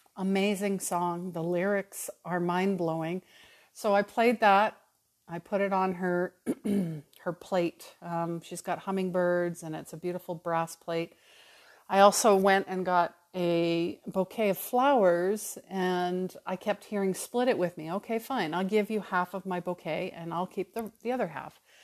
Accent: Calgary, Alberta, Canada; moved away as an adult; also born or lived in New Westminster, British Columbia; I was born in New Westminster, uh, just outside of Vancouver, but, uh, I moved to Calgary, Alberta when I was four. So truly, you know, Calgary, I grew up in Calgary

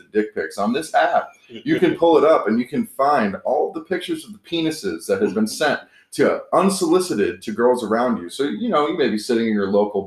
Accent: Orlando, Florida, United States; grew up in Orlando. In the tourist district

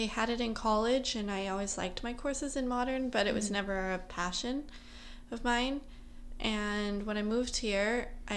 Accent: Utah, United States; now in New York City, United States; I'm from Utah originally, like I just said, and I trained in Utah in a couple studios growing up

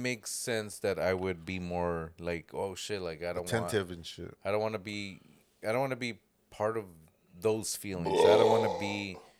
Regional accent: Jamaica; I'm from Jamaica.

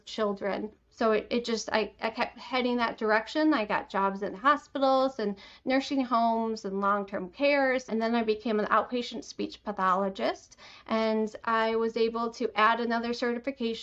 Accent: Detroit, Michigan, United States; I'm from Michigan, the Metro Detroit area

